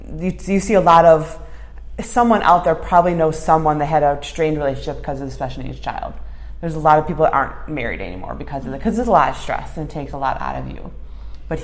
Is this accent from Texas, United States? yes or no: no; Park Ridge, Illinois, United States; moved away as an adult; now in Schaumburg, United States; Well, I grew up in Park Ridge, so I just moved to Schaumburg in 2004, got married.